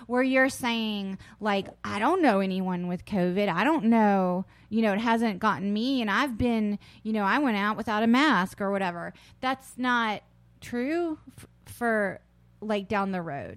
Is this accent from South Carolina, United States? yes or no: yes; South Carolina, United States; also born or lived in Charleston, West Virginia; I grew up in South Carolina